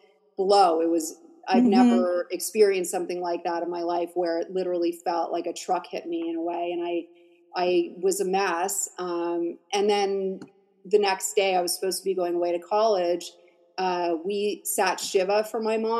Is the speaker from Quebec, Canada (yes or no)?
yes; Montreal, Quebec, Canada; I grew up in Montreal.